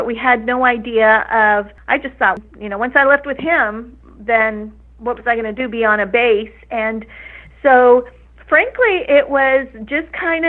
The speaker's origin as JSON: {"language": "English", "region": "Texas", "country": "United States", "tie": "born or raised there", "said": "I grew up in Texas, born and raised Texan"}